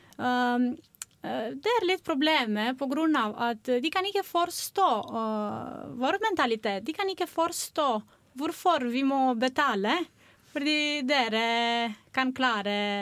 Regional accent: Romania; Norwegian is a second language; moved away as an adult; now in Norway; Jeg kommer fra Romania

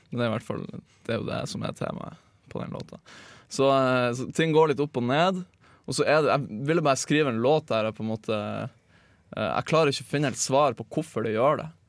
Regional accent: Lofoten, Nordland, Norway; now in Oslo, Norway; Jeg er 26 år. Uh, jeg kommer fra Lofoten.

